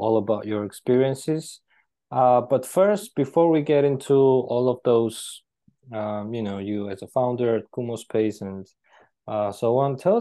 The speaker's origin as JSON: {"language": "English", "country": "Georgia", "moved": "yes", "said": "Originally, I'm from Georgia and we have a lot of mountains"}